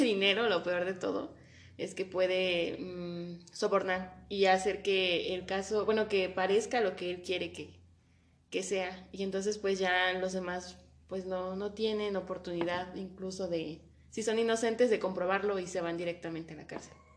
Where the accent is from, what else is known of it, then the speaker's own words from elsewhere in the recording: Mexico; como mexicanos tenemos esta cultura de novelas